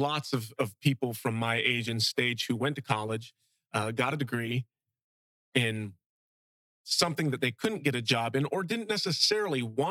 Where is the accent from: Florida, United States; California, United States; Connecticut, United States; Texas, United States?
Florida, United States; Fort Myers; now in Bokeelia, United States; I grew up in South Fort Myers in an area called Briarcliff